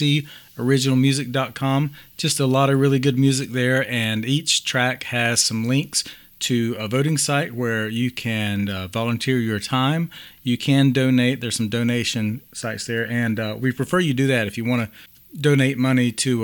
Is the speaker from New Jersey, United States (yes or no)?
yes; Montclair, New Jersey, United States; moved away; also born or lived in Western North Carolina; live in Montclair, New Jersey, my hometown